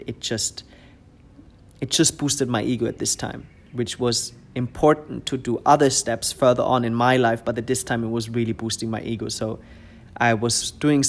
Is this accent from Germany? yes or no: yes; Germany; English is a second language; moved away as an adult; also born or lived in Munich area; now in Dubai, United Arab Emirates; I've been raised in I was living in my hometown until I was 24, 25